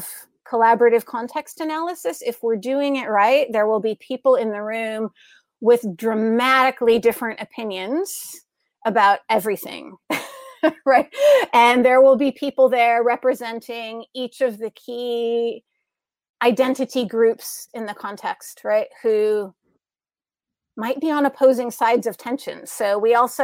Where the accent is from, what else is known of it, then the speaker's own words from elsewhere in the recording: United States; moved away as an adult; as an American here in the United States, which I see through a unique lens because I lived and worked a lot of my adult life overseas. I'm a returnee to my home